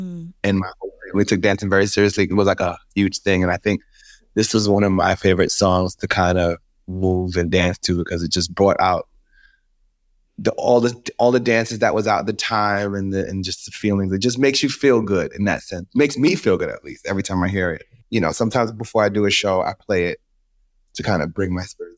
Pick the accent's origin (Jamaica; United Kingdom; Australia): Jamaica; Kingston; also born or lived in New York; So I was born in Flatbush, moved to Kingston. When I came back to New York, I had a little accent